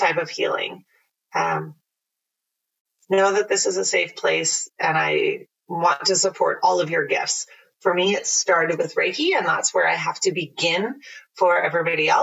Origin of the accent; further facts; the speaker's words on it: Mildmay, Ontario, Canada; I grew up in Mild Bay